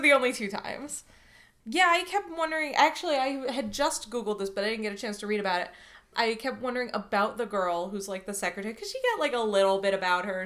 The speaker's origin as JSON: {"language": "English", "country": "United States", "said": "as an American"}